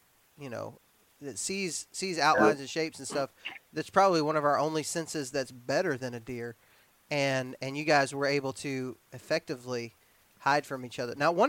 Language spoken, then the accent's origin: English; Alabama, United States; We're from Alabama and y'all are from West Virginia, so math is not a strong suit.